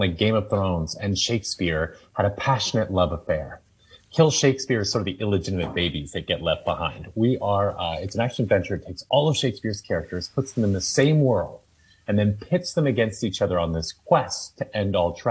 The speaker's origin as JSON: {"language": "English", "town": "Toronto", "region": "Ontario", "country": "Canada", "said": "I'm from Toronto, and we have the Stratford Festival"}